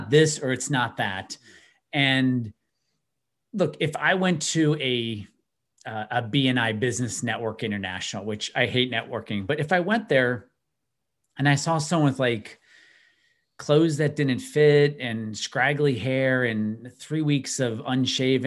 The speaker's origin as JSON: {"language": "English", "area": "outside of Chicago", "region": "Illinois", "country": "United States", "tie": "born or raised there", "said": "I grew up outside of Chicago"}